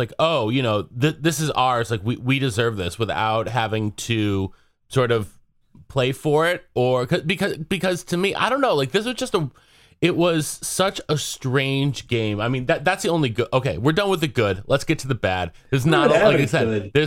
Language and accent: English; Nashville, Tennessee, United States; moved away; my hometown.